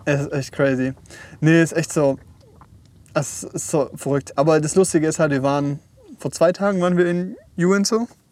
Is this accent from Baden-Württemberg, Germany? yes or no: yes; Esslingen, Baden-Württemberg, Germany; bei uns in Esslingen